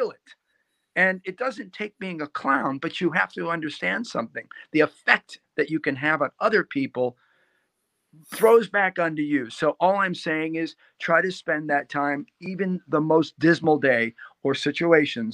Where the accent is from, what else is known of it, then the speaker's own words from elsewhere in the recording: Chicago, Illinois, United States; I grew up in the South Side of Chicago